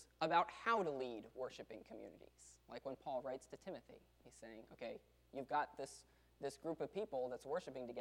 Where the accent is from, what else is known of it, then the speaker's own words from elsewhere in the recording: the South, United States; we're from the South